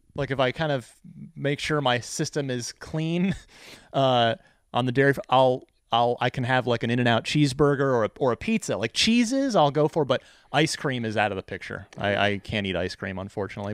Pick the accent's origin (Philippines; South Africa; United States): United States; New Jersey; moved away; also born or lived in Phoenix; I'm originally from New Jersey